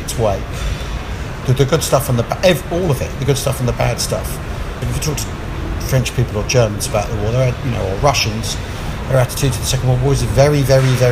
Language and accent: English; England, United Kingdom; I'm from England